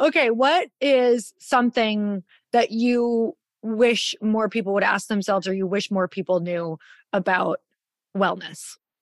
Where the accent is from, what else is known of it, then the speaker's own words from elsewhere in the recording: Midwest, United States; growing up in the Midwest